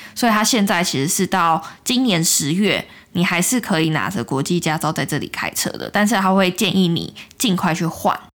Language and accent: Chinese; Taiwan; moved away as an adult; now in Australia; 在台湾已经生活二十几年